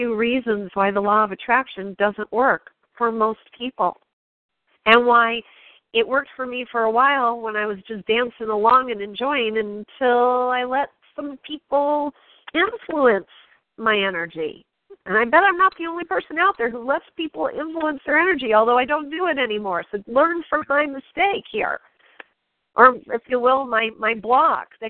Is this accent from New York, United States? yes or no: yes; New York, United States; I'm from New York